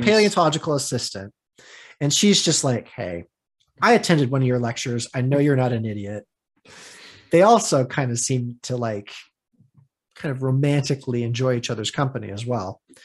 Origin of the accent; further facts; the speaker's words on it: United States; I'm from the States.